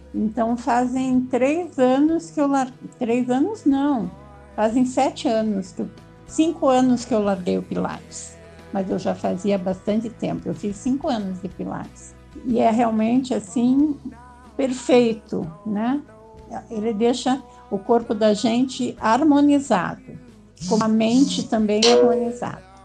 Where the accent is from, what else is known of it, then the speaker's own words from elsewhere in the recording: Curitiba, Paraná, Brazil; now in São Paulo, Brazil; Eu moro em São Paulo, mas eu não sou paulista, nem paulistana. Eu sou da terra do Onassi, da Denise e do Andrei. Eu sou curitibana